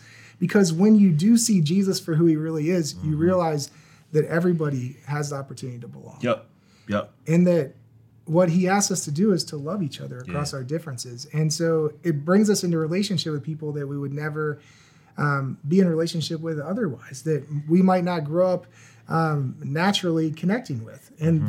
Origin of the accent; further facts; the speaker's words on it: Virginia, United States; I grew up in Virginia